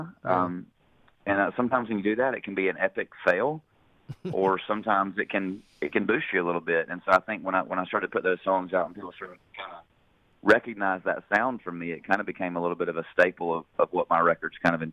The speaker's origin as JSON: {"language": "English", "town": "Hendersonville", "region": "Tennessee", "country": "United States", "tie": "born or raised there", "said": "growing up in Hendersonville"}